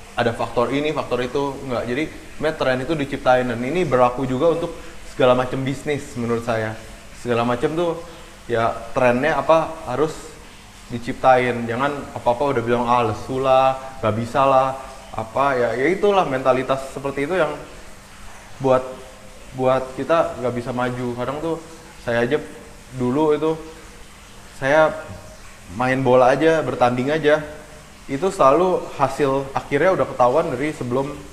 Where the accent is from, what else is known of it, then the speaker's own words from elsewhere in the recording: Indonesia; saya lahir dan besar di Indonesia